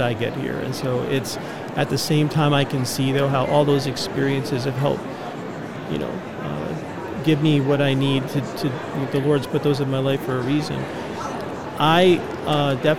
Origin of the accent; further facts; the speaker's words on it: Connecticut, United States; also born or lived in Pennsylvania / Grand Rapids, Michigan; now in Phoenix, United States; I was born in Pennsylvania, I grew up in Connecticut, and then, you know, later on I moved to the Midwest